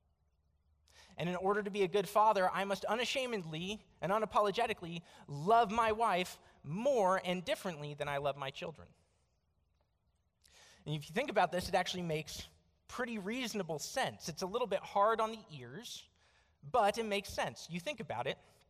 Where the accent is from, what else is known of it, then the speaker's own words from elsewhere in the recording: United States; also born or lived in Tucson, Arizona; I am an American